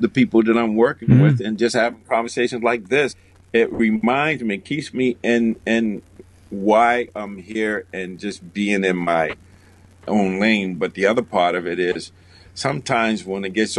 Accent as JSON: {"language": "English", "town": "Boston", "region": "Massachusetts", "country": "United States", "tie": "born or raised there", "said": "I grew up in Boston, I live in Boston"}